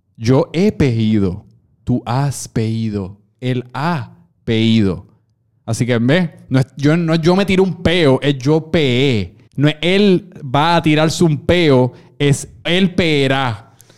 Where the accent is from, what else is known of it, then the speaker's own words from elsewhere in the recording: Puerto Rico; nosotros, obviamente, como buenos puertorriqueños